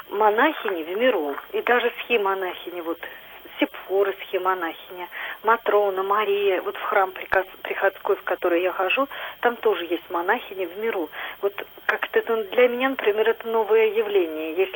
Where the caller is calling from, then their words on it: Nizhny Novgorod, Nizhny Novgorod Oblast, Russia; Я из Нижнего Новгорода.